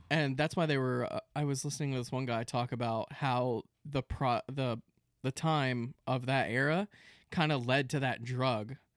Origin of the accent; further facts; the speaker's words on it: Central Florida, United States; we grew up in Central Florida